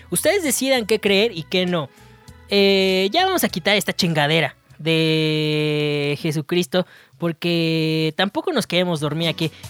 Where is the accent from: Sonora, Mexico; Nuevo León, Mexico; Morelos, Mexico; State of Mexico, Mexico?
State of Mexico, Mexico; Texcoco; A todos mis texcoquetos les mando un saludo. Si tú eres de Texcoco, comenta aquí abajo. Soy de Texcoco. Maldita sea, arriba el orgullo texcoqueto.